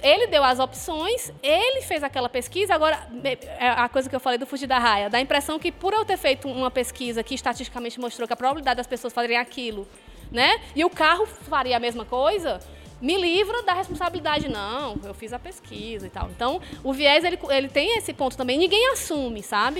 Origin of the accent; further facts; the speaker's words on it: Fortaleza, Ceará, Brazil; now in Quixadá, Brazil; Eu sou de Fortaleza